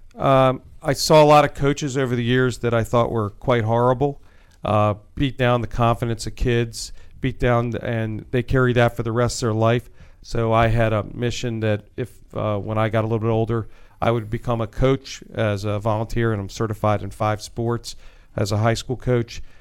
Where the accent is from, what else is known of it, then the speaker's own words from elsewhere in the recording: Wheaton, Maryland, United States; I grew up in Wheaton, Maryland